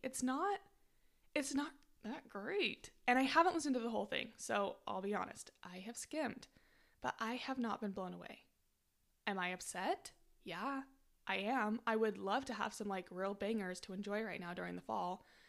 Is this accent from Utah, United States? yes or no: yes; Utah, United States; moved away; said goodbye to, like, my hometown forever